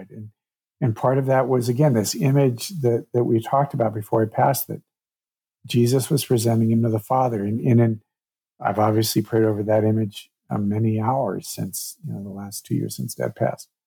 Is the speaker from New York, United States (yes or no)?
no; Durango, Colorado, United States; that was the first time I'd been back to Durango, my hometown, which a lot of this was filmed around since my dad and my brother both passed.